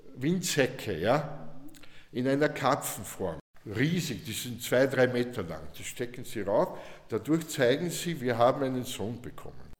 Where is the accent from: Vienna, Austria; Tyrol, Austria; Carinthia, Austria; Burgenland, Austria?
Burgenland, Austria; South; ich komme aus dem Burgenland, Südburgenland, ja. Da hat es keine Asiaten gegeben, ja. Also nicht in dem, ich komme vom Land